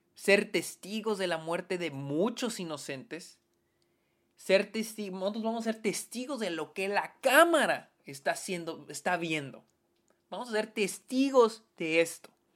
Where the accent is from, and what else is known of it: Mexico